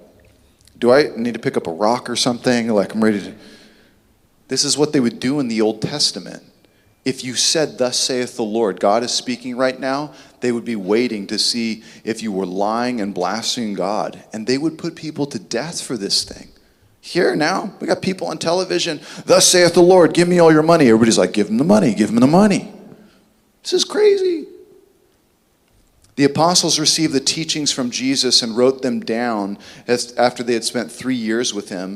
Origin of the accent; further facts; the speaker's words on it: Southern California, United States; I grew up here in Southern California